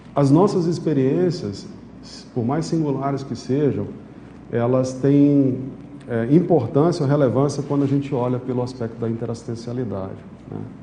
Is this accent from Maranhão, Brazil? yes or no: yes; São Luís, Maranhão, Brazil; moved away; also born or lived in Manaus; eu morava em São Luís, eu sou maranhense